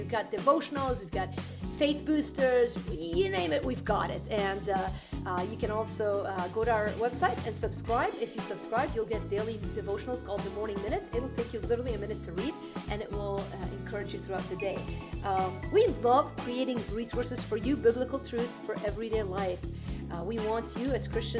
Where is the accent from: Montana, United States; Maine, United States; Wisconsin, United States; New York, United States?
Wisconsin, United States; Green Bay; I'm from Green Bay